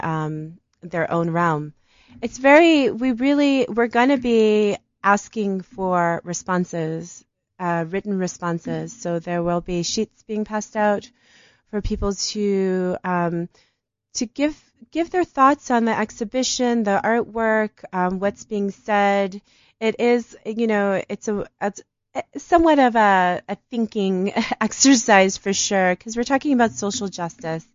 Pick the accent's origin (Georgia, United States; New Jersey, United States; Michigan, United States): Michigan, United States; Detroit; now in Johannesburg, South Africa; because I'm from Detroit. You know, my city's gonna die.